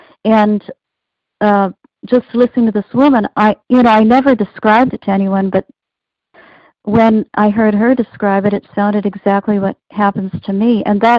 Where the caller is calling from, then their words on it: East Coast, United States; I'm calling from the East Coast.